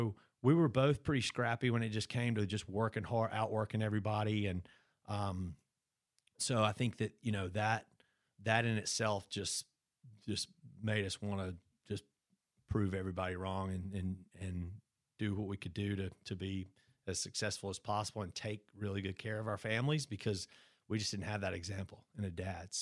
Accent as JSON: {"language": "English", "town": "Brandon", "region": "Mississippi", "country": "United States", "tie": "born or raised there", "said": "We grew up in Brandon"}